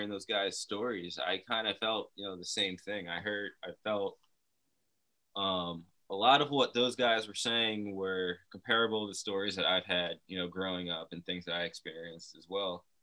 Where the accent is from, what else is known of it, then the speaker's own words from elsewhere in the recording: New Jersey, United States; also born or lived in Brazil; In Jersey and uh, pretty much graduated high school from here and then moved out west for a bit.